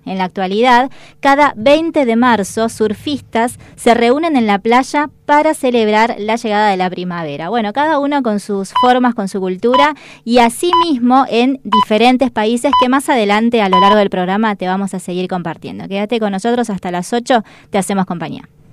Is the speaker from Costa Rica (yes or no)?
no; Salta, Argentina; now in Buenos Aires, Argentina; yo soy salteña